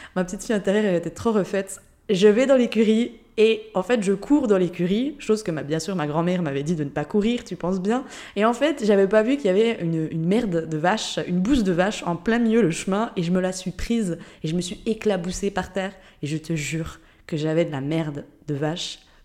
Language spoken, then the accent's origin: French; Jura, Switzerland; moved away as an adult; also born or lived in Geneva; now in Lisbon, Portugal; De base, je viens de Suisse, du Jura, dans une toute petite région